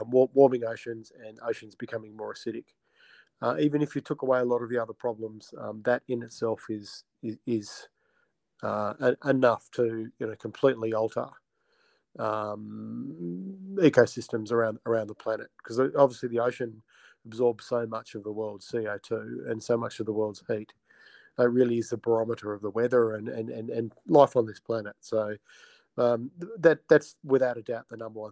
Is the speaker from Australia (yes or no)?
yes; Australia